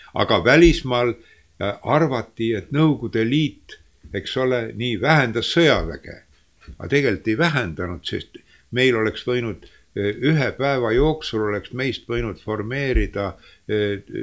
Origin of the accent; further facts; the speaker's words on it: Estonia; also born or lived in Leningrad; ma ütlesin, et eestlane